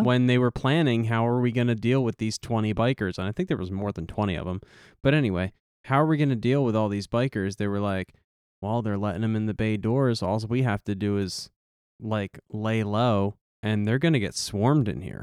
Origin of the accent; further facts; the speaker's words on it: Philadelphia, Pennsylvania, United States; we're from Philly